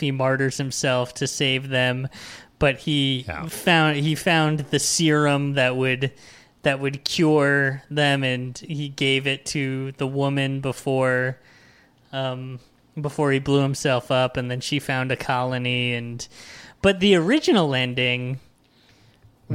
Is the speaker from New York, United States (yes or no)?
yes; New York, United States; as a New Yorker